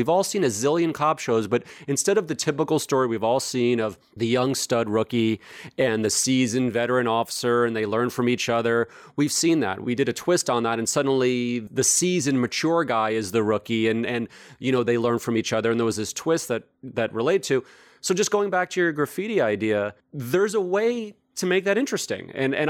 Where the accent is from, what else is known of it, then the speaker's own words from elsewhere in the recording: New York City, New York, United States; I grew up in New York, and frankly, growing up in New York in the 70s and 80s